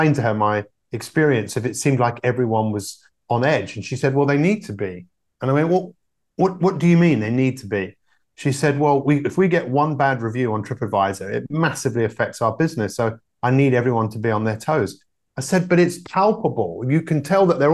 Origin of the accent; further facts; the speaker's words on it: London, United Kingdom; I grew up in London